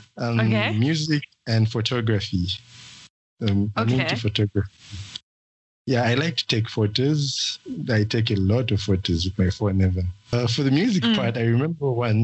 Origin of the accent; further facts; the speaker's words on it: Livingstone, Southern Province, Zambia; now in Lusaka, Zambia; I'm from Livingstone, Zambia, currently based in Lusaka.